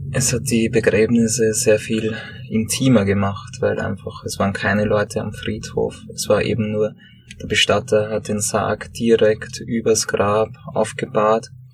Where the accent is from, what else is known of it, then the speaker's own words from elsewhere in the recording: Sommerein, Lower Austria, Austria; also born or lived in Höflein / Vienna; ich grabe an den Orten, wo ich aufgewachsen bin. In Sommerrhein hier, wo ich meine Kindheit verbracht habe